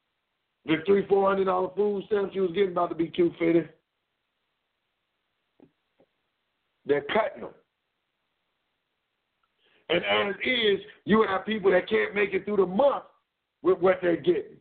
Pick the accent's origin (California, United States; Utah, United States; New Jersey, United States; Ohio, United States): Ohio, United States; Cleveland; I come from Cleveland, we're right here in the so-called land of plenty